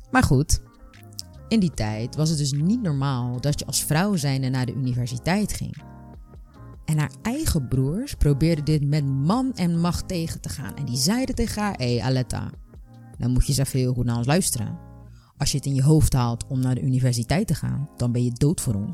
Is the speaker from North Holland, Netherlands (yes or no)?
no; Rotterdam, South Holland, Netherlands; ik ben 31 jaar en ik kom uit Rotterdam.